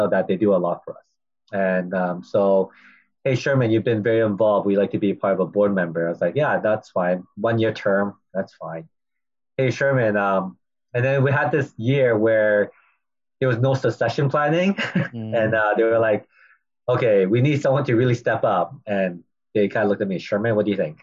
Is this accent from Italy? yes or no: no; Vancouver, British Columbia, Canada; also born or lived in Chicago; born and raised in Vancouver